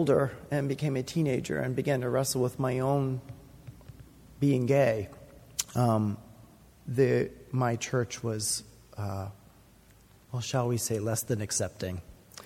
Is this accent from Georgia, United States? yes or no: no; Boston, Massachusetts, United States; I grew up in the Conservative Baptist Church in Boston